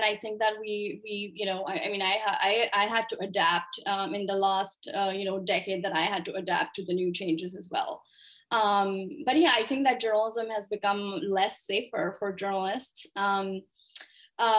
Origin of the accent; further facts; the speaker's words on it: Pakistan; moved away as an adult; also born or lived in United States; I grew up in Pakistan, started my career there